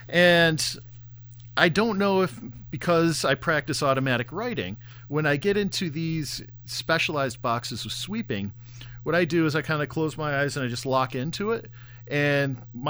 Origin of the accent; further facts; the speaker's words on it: Oswego, New York, United States; moved away; also born or lived in New Jersey; I'm from a little town called Oswego, New York